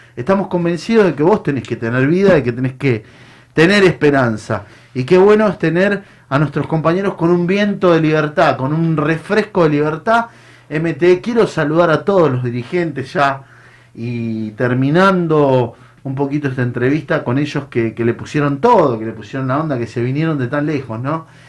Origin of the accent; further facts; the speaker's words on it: Mendoza, Argentina; moved away as an adult; yo soy un, hombre del interior, vengo de Mendoza. Eh, llegué muy joven, 19 años.